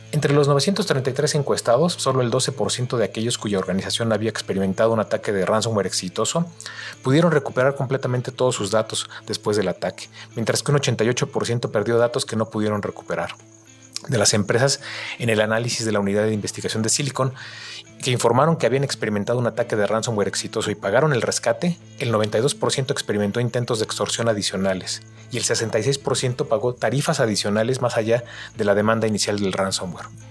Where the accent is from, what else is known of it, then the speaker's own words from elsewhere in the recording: Mexico; nos involucra a todos como mexicanos